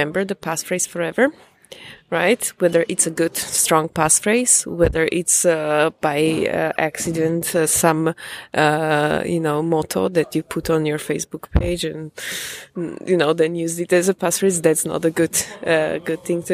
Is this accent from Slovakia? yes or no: yes; Slovakia; moved away as an adult; now in Prague, Czech Republic; I'm Slovak. I was born in Slovakia.